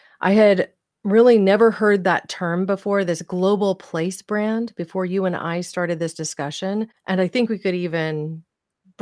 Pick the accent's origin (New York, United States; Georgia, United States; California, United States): California, United States; Santa Cruz County; my hometown area of Santa Cruz County